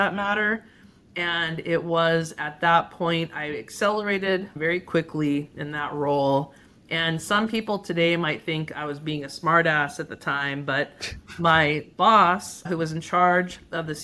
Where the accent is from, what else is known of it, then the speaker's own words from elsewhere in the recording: San Gabriel Valley, Southern California, United States; I grew up in the San Gabriel Valley in Southern California